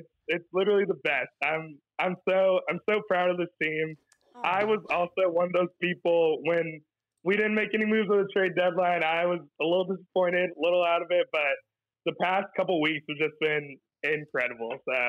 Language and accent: English; Sacramento, California, United States; now in Chicago, United States; So I'm in Chicago. I'm from Sacramento, but in Chicago.